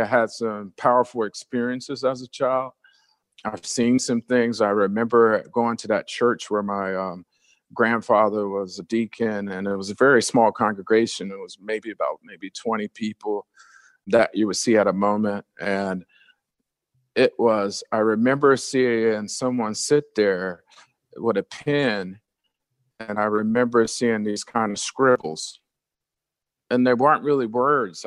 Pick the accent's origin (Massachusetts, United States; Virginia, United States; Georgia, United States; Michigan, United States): Georgia, United States; Atlanta; also born or lived in New Jersey; growing up in a city like Atlanta